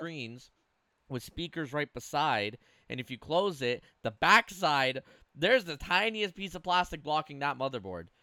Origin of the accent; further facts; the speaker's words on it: Canada; I'm as Canadian as they come when it comes to the cold